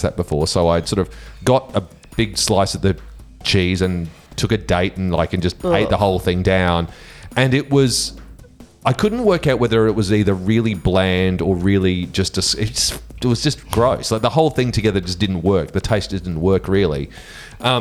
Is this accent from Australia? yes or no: yes; South Australia, Australia; we're South Australian